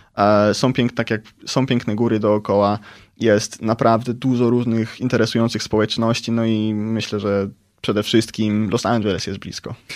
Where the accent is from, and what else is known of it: Poland; also born or lived in San Bernardino, United States